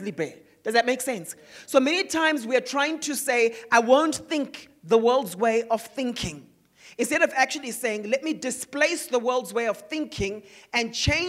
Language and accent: English; Zimbabwe; Growing up in Zimbabwe.